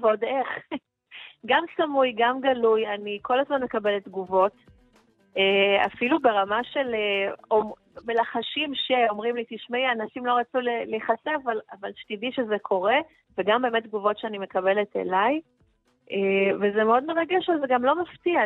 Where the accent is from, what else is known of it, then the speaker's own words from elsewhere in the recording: Israel; אני מישראל